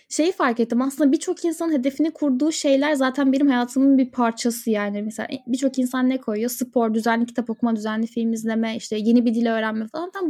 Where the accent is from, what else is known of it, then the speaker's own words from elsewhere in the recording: Antalya, Turkey; now in İzmir, Turkey; Bu arada ben Antalyalıyım.